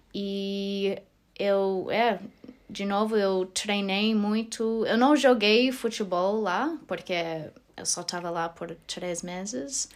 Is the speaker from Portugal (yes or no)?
no; Australia; Portuguese is a second language; moved away as an adult; also born or lived in Porto Alegre, Brazil; now in Germany; eu sou australiana